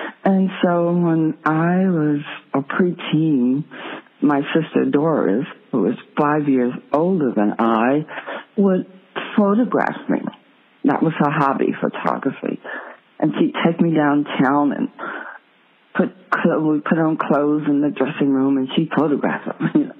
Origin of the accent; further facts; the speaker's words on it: Texarkana, United States; also born or lived in Union County, Arkansas / Houston, Texas / Paris; in my hometown of Texarkana, where I am now, Texarkana, Texas, Arkansas, I was actually born in Huddick, Arkansas, Union County, but I lived here since age one.